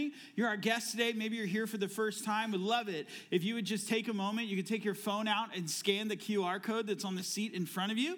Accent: Florida, United States; also born or lived in Phoenix, Arizona; now in Ohio, United States; I am also originally from Florida. Before I moved to Arizona, where we lived in Phoenix for 18 years. And then 2.5 years ago, we moved here to Ohio

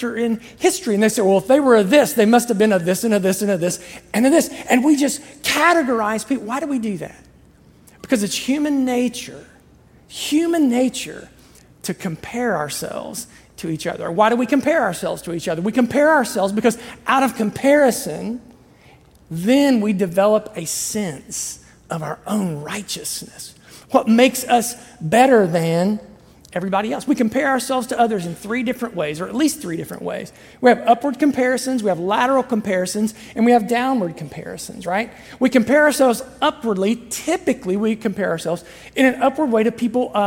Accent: Southern Ohio, United States; I'm from Southern Ohio

